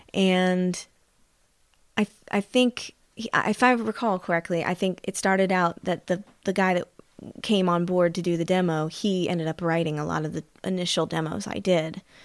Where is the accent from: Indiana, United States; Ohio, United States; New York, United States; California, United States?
Indiana, United States; Anderson; also born or lived in Los Angeles; I was born in Indiana, Anderson, Indiana, which is if no one knows where it is, in the central regions of Indiana, about thirty miles north of Indianapolis.